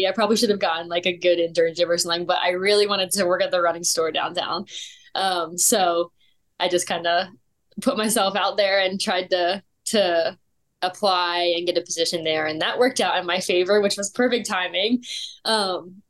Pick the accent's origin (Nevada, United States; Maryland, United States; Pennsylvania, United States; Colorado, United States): Pennsylvania, United States; York; moved away as an adult; also born or lived in Tennessee; now in Texas, United States; I'm originally from York, Pennsylvania, and I moved to Tennessee in 2019 for school at Lee